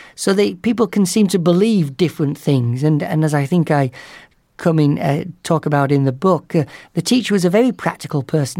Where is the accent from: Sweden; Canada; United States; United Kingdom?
United Kingdom; the north of England; moved away; my hometown in the north of England